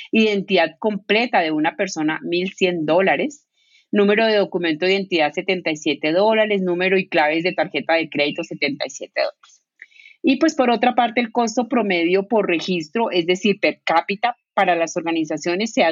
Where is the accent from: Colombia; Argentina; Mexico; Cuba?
Colombia; un importante banco multinacional con sede en mi país Colombia